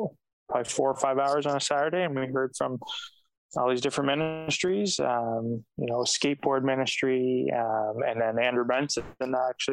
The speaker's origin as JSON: {"language": "English", "town": "Napanee", "region": "Ontario", "country": "Canada", "tie": "born or raised there", "said": "I grew up in Napanee, Ontario, which is between, like, smack in the middle between Toronto and Ottawa."}